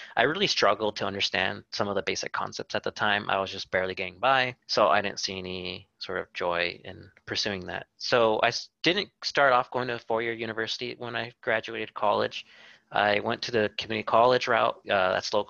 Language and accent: English; Whittier, California, United States; I grew up here in Whittier and still currently live here